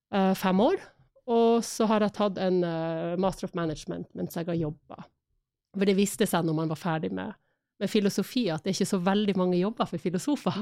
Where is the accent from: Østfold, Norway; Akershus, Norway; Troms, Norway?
Troms, Norway; Harstad; moved away as an adult; also born or lived in Spain / England / Florida; now in Oslo, Norway; Jeg flytta vel fra Harstad da jeg var 18, eller kanskje jeg akkurat hadde fylt 19